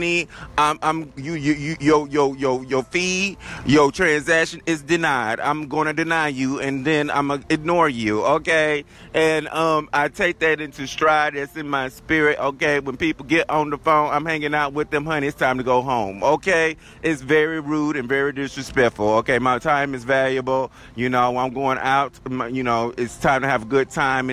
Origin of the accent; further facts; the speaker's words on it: the South, Southern United States, United States; accent: southern drawl; my accent, honey, how southern I am. Got that southern drawl